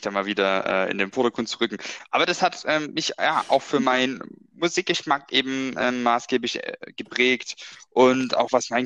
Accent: Brand-Erbisdorf, Saxony, Germany; der Ort, woher ich komme, ähm, oder mein Heimatort, Branderbesdorf genannt

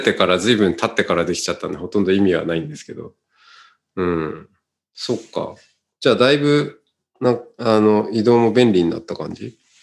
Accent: Otaru, Hokkaido, Japan; accent: Hokkaido dialect; moved away as an adult; 僕のあの、生まれ育った

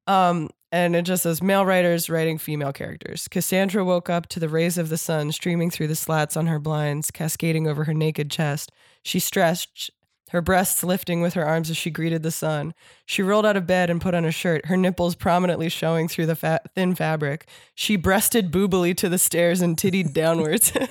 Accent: Warminster, Pennsylvania, United States; my hometown. Like, if I was in fucking Warminster, Pennsylvania

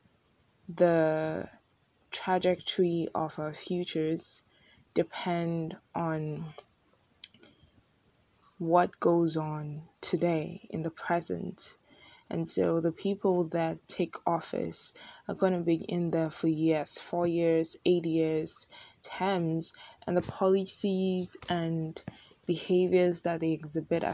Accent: Ghana; moved away as an adult; now in United States; I'm coming from Ghana and living in the US for the past year

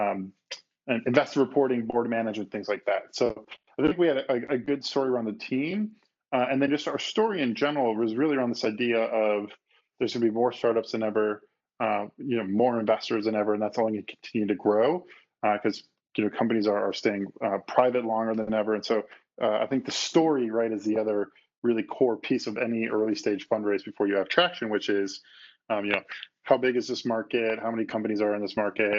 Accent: Chicago, Illinois, United States; moved away as an adult; also born or lived in San Francisco; I grew up in the Midwest, so I grew up in Chicago

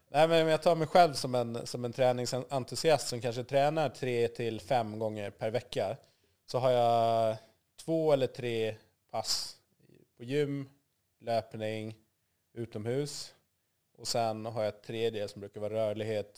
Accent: Gotland, Sweden; also born or lived in Zambia; Jag var fem år när vi flyttade, så jag är ju uppväxt i Sverige.

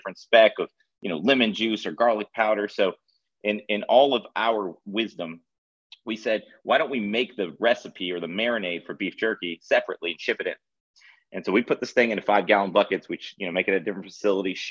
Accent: Florida, United States; also born or lived in Charleston, South Carolina, United States; now in Nashville, United States; I grew up in Florida

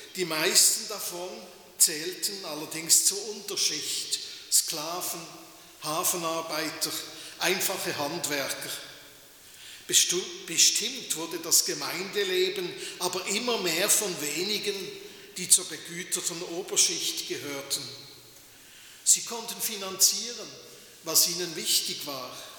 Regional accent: Switzerland; bei uns in der Schweiz

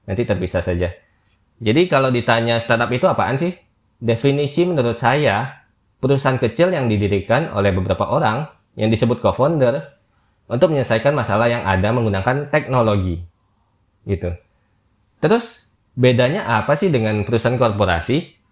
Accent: Jambi, Indonesia; now in Jakarta, Indonesia; Saya pun perantauan juga dari Jambi, kalau nggak berlabuh di Jakarta, pasti knowledge tentang dunia startup sewaktu di daerah itu ya biasa aja sih

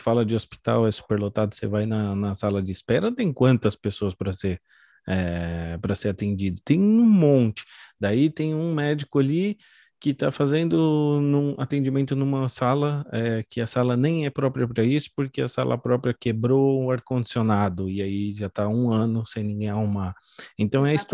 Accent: São Paulo, Brazil; moved away as an adult; now in Santa Catarina, Brazil; eu sou de São Paulo, estou morando em Santa Catarina há pouco tempo

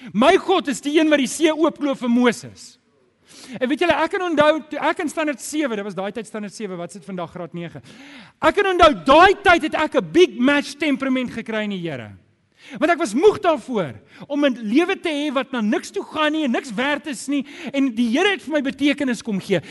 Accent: Germiston, Gauteng, South Africa; ek het groot geword in Germiston

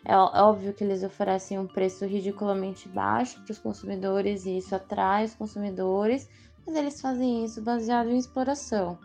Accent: São Paulo, Brazil; faço parte dos entregadores antifascistas, sou de São Paulo.

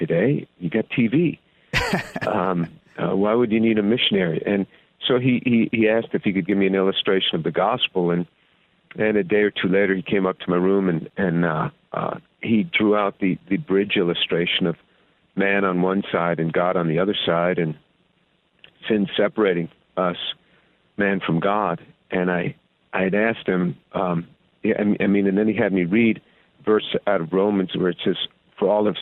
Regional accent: just outside New York City, United States; grew up in a Jewish home just outside the city

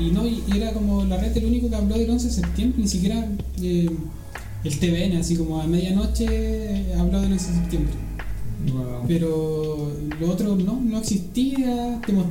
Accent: Chile; Chile así. soy chileno.

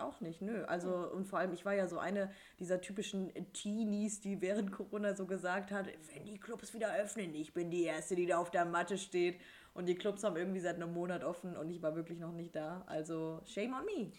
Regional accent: the North, Northern Germany, Germany; Wir kommen ja aus dem Norden

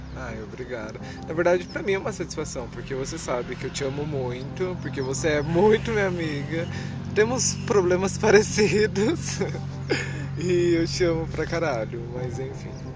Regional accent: Cornélio Procópio, Paraná, Brazil; also born or lived in Minas Gerais; Eu nasci aqui em Cornélio, fui embora para Minas Gerais, daí eu vim embora para Cornélio muito novo

